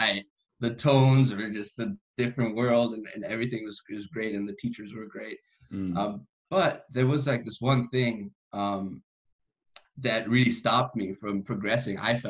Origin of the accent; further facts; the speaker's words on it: Austria; first language German; English is a second language; I'm in Austria. I grew up here, and so German is my first language.